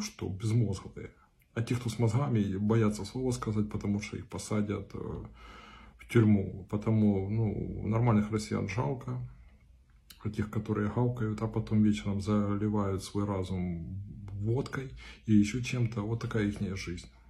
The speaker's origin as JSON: {"language": "Russian", "area": "Donbas", "region": "Luhansk Oblast", "country": "Ukraine", "said": "Я сам с Донбасса, я из Луганской области"}